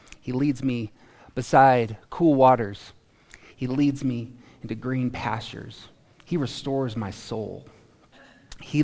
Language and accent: English; Carbondale, Colorado, United States; now in Greeley, United States; But I'm from Carbondale. And I came to faith in Carbondale. And I became a man in Carbondale